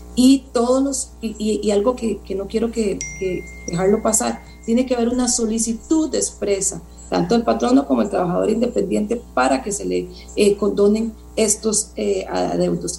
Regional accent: Costa Rica; vivimos como costarricenses

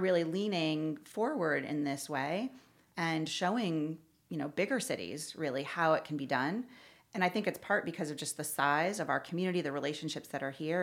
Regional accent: Newington, Connecticut, United States; moved away as an adult; also born or lived in San Francisco / Miami / Washington, D.C.; now in Louisville, United States; I was born and raised in Connecticut, a little suburb outside of Hartford called Newington

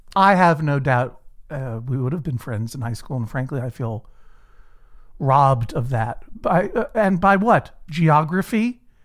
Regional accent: Brookline, Massachusetts, United States; I grew up in Brookline, Massachusetts, uh, a, a leafy suburb for the most part of, of Boston

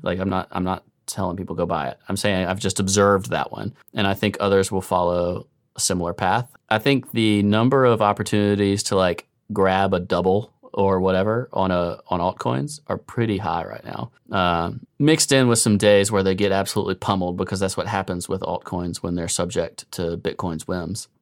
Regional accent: United States

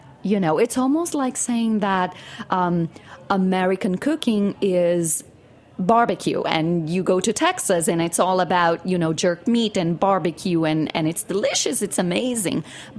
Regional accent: Rio de Janeiro, Brazil; moved away as an adult; now in New York, United States; Rio de Janeiro, which is my hometown.

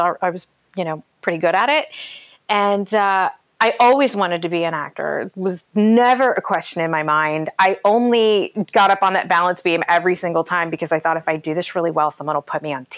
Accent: Ashtabula, Ohio, United States; also born or lived in Orange County, California; I'm from a small town in Ohio called Ashtabula. It's like the most upper northeast corner of Ohio before the Pennsylvania border

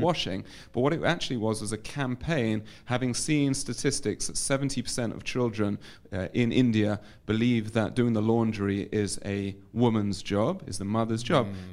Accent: London, United Kingdom; moved away as an adult; now in Modi'in, Israel; I was uh, born and raised in London. I moved to Israel

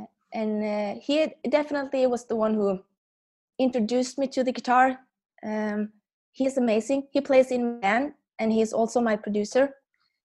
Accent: Norway; I'm from Norway

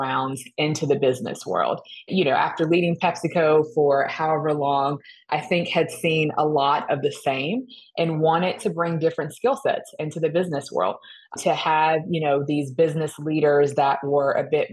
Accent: Georgia, United States; moved away as an adult; also born or lived in Florida / North Carolina; I grew up in Georgia

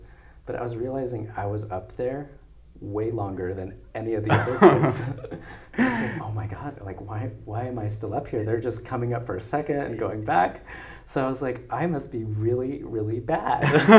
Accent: Escondido, California, United States; Yeah, so I was born and raised in Escondido.

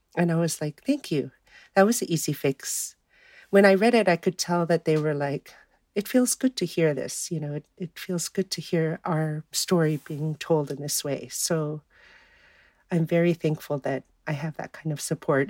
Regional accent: Fairbanks, Alaska, United States; also born or lived in Kaktovik; I was born and raised here in Fairbanks, where I live currently

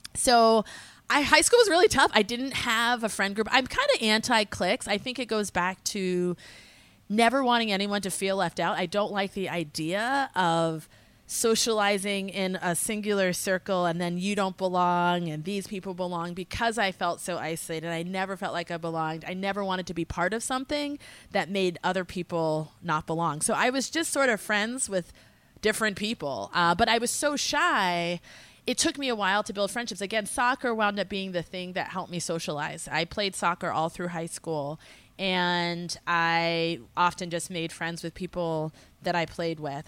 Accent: small town north of Boston, Massachusetts, United States; also born or lived in Philadelphia / upstate New York; I lived in a small town, uh, forty-five minutes north of Boston, so I grew up in a smaller community

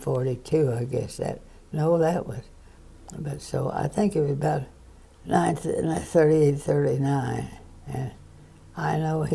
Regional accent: Missouri, United States; We had a farm. It was about 10 miles straight out Kearney Street.

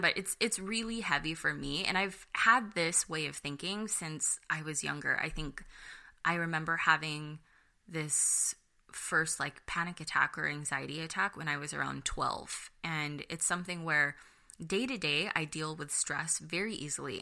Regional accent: United States; I'm Filipino American

